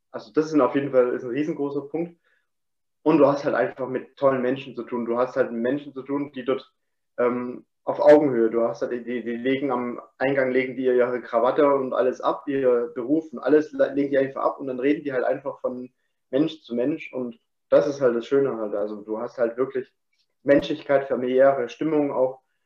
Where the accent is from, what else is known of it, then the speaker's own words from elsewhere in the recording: Chemnitz, Saxony, Germany; moved away as an adult; also born or lived in Dresden; im 23. Lebensjahr bin ich ähm, von meinem Heimatort weggezogen aus Chemnitz, beziehungsweise Dresden habe ich da gewohnt noch